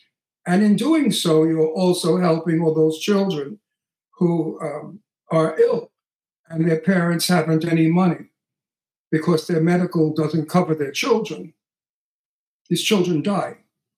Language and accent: English; Texas, United States; You know, I'm from Texas, and we do everything big in Texas, really big in Texas.